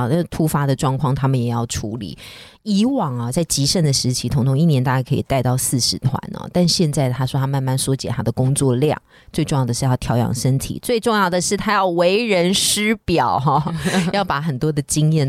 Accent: Taiwan; 没有，他们并没有叫我们台湾人做很多事情哦，

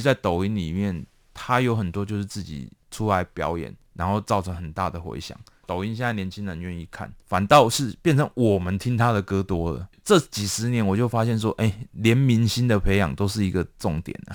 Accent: Taiwan; 我们嗯。台湾这边

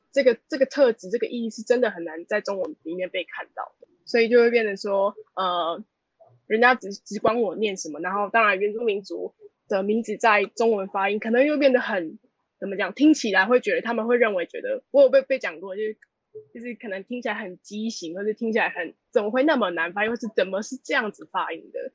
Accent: Taiwan; 我跟怡姐都是阿美族

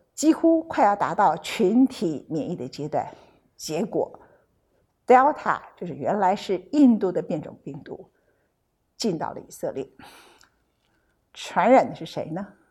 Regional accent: Taiwan; 我其实不太认得我们的国家跟领导者怎么回事

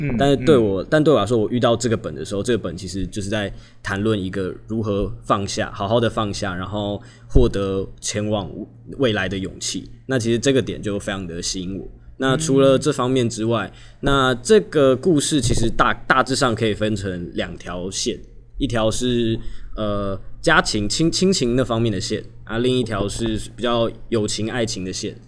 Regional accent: Taipei, Taiwan; moved away as an adult; now in Kaohsiung, Taiwan; 我是台北人。

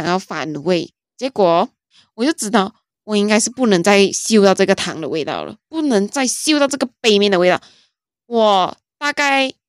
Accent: Malaysia; 我身为马来西亚人，正正宗宗马来西亚人，嗯，马来西亚有很多美食

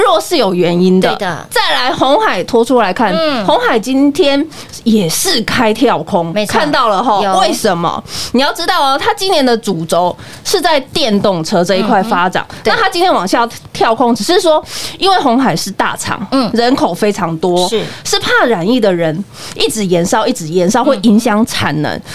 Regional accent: Taiwan; 我们台湾人对疫情的小心程度，应该是全球数一数二的哦。

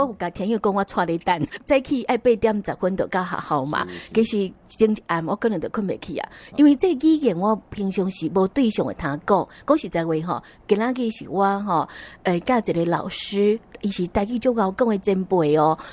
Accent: Nantou County, Taiwan; 我是成长在眷村，就是位在南投的 中心行村。所以在我们家的附近，几乎都是外省伯伯、外省阿姨，啊，所以人家会认为我是外省人

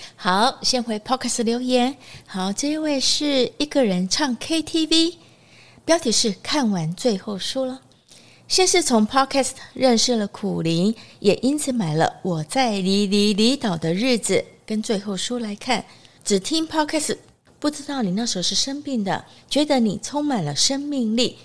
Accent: Taiwan; 我们台湾人

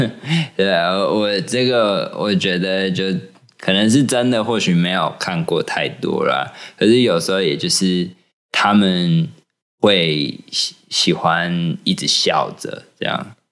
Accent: Taiwan; moved away as an adult; now in Australia; 我们台湾人

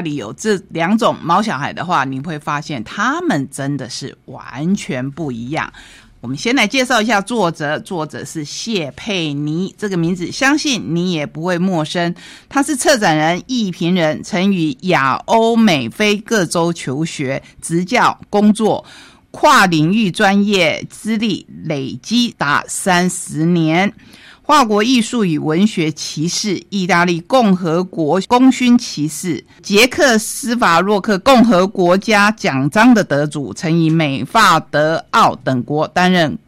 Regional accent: Taiwan; 我们台湾人

